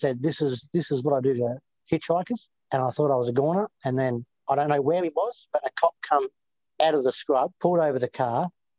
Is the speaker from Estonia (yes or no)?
no; Bendigo, Victoria, Australia; also born or lived in Melbourne; I grew up in Bendigo, but I mostly lived in Melbourne.